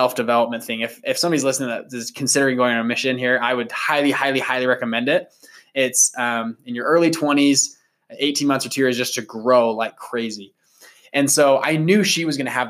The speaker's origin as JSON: {"language": "English", "town": "Sandy", "region": "Utah", "country": "United States", "tie": "born or raised there", "said": "we grew up in Sandy, Utah."}